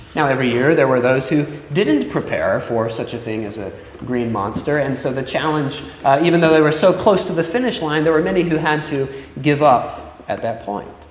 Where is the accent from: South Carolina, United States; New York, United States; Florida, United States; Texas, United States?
Florida, United States; moved away; in my hometown. Now, down in Florida